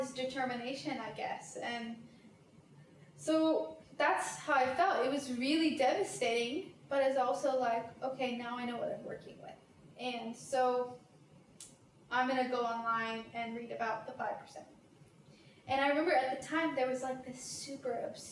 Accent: Portland, Oregon, United States; moved away as an adult; also born or lived in France; now in Sydney, Australia; My hometown is Portland, Oregon

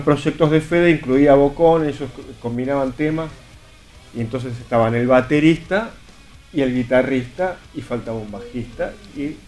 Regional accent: Burlingame, Buenos Aires Province, Argentina; Nací ahí, estuve, viví un año ahí? viví un año de pequeñito y después fuimos a vivir a otro barrio, a Burlingame

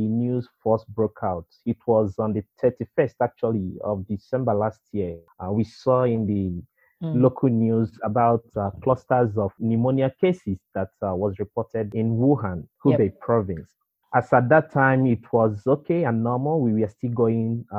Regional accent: Nigeria; moved away as an adult; now in Shanghai, China; I'm a Nigerian. My early career in teaching and lecturing started actually in Nigeria. But over the years, I've moved to China

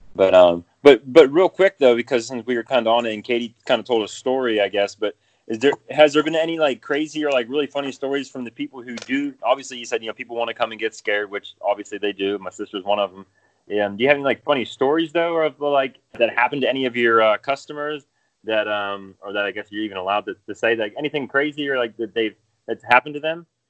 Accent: central Pennsylvania, United States; now in Greensboro area, United States; I was about 3 hours from there uh, towards the center part of the state

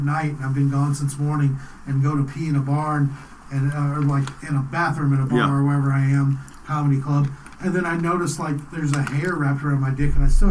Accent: Waxahachie, Texas, United States; I grew up in Waxahachie

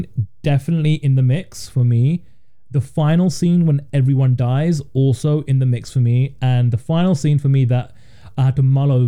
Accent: United Kingdom; as a Brit that didn't grow up tipping

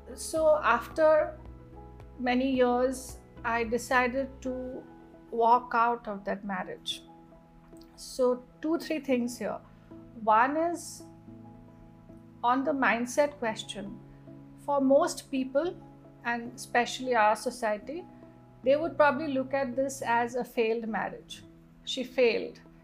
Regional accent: Northeast India, India; moved away; we come from the Northeast where you know women are really empowered in the true sense of the word

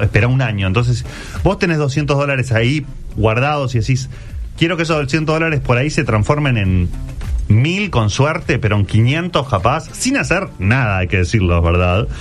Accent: Uruguay; no somos tantos los uruguayos

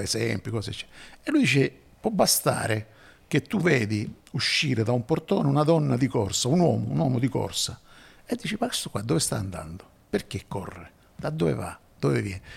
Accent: Messina, Sicily, Italy; sono di Messina.

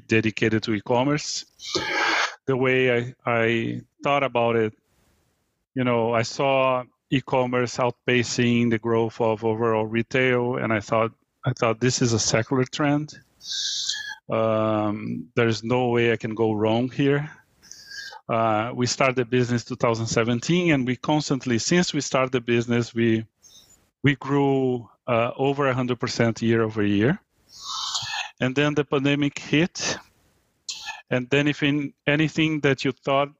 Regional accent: Brazil; moved away as an adult; now in United States; I was born in Brazil. I moved to the U.S. 23 years ago

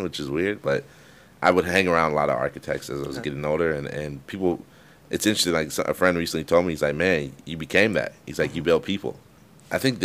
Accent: Palo Alto, California, United States; I grew up in Palo Alto.

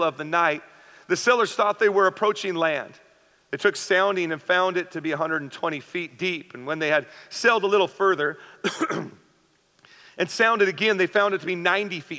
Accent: the Northwest, Pacific Northwest, United States; now in San Diego County, United States; Me and my wife, we grew up in the Northwest

